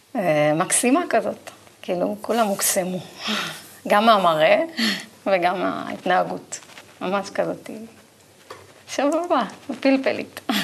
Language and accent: Hebrew; Israel; כי באתי מקיבוץ, גדלתי בקיבוץ